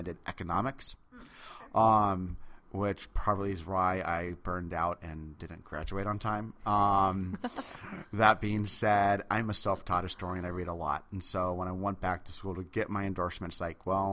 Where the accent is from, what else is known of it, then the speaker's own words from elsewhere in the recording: Seattle, Washington, United States; I'm from Seattle